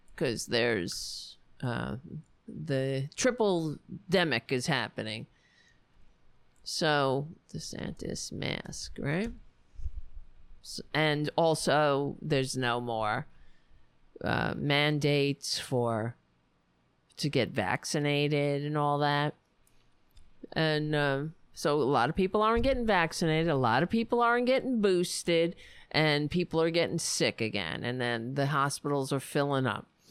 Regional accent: United States; I'm an American

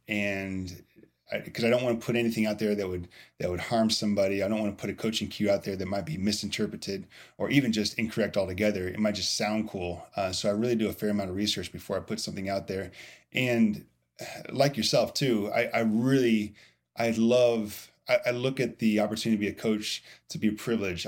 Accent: Indiana, United States; also born or lived in Louisville, Kentucky; I am from Indiana

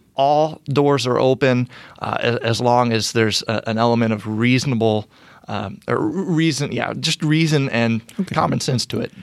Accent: Brownsburg, Indiana, United States; also born or lived in Fishers, Indiana; I am a a lifelong Hoosier. I was born and raised in Brownsburg on the west side of Indianapolis

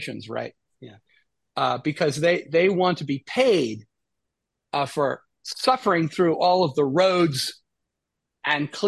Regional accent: United States; as an American

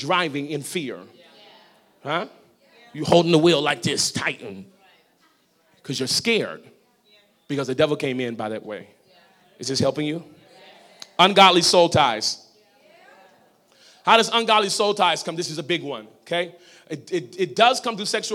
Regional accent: New Orleans, Louisiana, United States; I'm from New Orleans

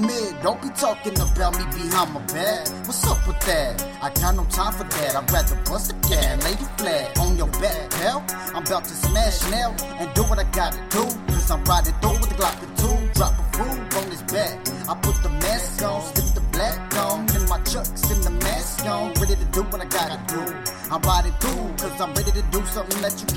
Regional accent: Arizona, United States; I'm from Arizona

